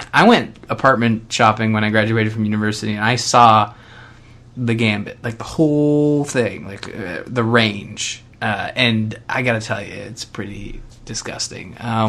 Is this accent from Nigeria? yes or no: no; Canada; As a Canadian, the only warm spot in the States is